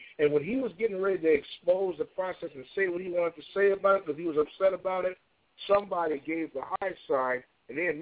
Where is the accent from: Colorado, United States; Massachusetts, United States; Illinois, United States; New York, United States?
Illinois, United States; Chicago; born or raised there